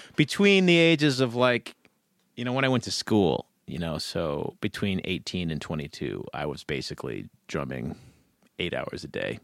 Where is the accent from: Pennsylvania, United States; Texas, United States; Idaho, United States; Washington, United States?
Idaho, United States; Ketchum; now in Boise, United States; I grew up in the Wood River Valley